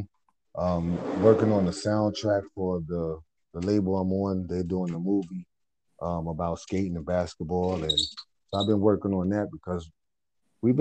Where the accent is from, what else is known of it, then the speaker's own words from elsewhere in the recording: New York City, New York, United States; I'm from the home of hip hop. I was raised up in River.